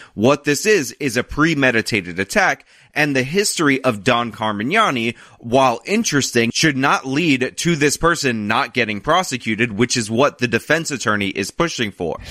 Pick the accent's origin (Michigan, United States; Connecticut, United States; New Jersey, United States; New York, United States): New York, United States; I'm a New Yorker and I live amongst a lot of New York Italians